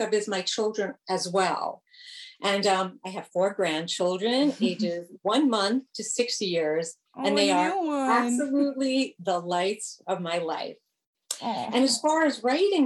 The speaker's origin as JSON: {"language": "English", "town": "New York City", "region": "New York", "country": "United States", "tie": "born or raised there", "moved": "yes", "lives_now": "Northern New Jersey, United States", "said": "I grew up in New York City. Now I live in Northern"}